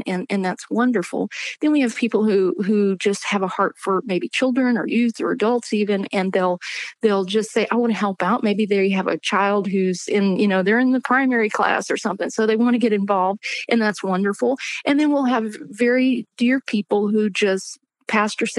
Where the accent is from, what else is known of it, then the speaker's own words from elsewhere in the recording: Louisiana, United States; I grew up in Louisiana and had just a wonderful church family